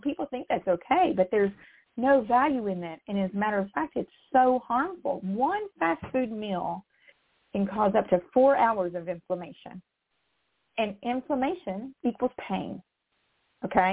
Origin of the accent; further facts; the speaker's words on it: West Virginia, United States; I come from West Virginia